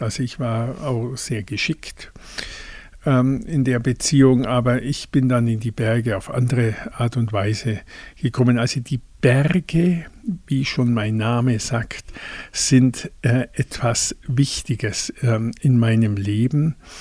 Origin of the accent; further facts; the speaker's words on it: Hohenschwangau, Bavaria, Germany; also born or lived in Füssen; Meine Heimat ist hier in Hohenschwangau.